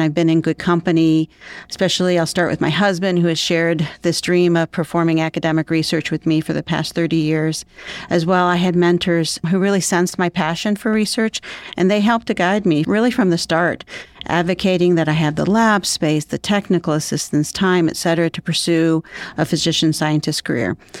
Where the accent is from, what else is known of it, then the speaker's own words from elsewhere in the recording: Cleveland, Ohio, United States; I grew up right here in Cleveland area